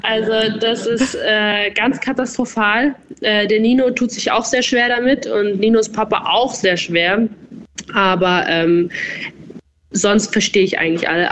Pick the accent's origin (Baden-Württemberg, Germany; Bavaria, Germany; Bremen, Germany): Bavaria, Germany; accent: Bavarian; moved away as an adult; also born or lived in Styria, Austria / Berlin; now in Austria; ich komme ja aus Bayern